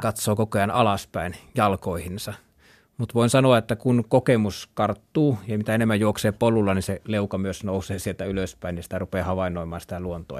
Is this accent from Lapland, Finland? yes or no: no; North Ostrobothnia, Finland; now in Southern Finland, Finland; minä olen Pohjois-Pohjanmaalta lähtöisin ja vietin siellä aika paljon nuoruutteni leikin metsässä